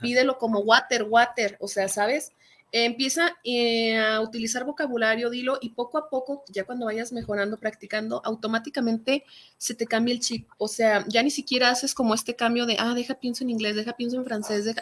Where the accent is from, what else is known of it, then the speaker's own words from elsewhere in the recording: Mexico; first language Spanish; soy latina, porque soy mexicana